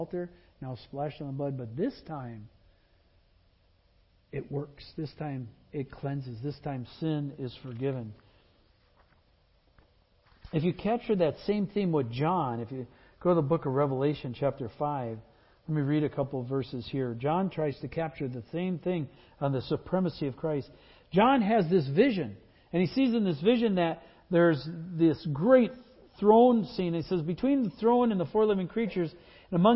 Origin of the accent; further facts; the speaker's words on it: Wisconsin, United States; moved away; my old Wisconsin heart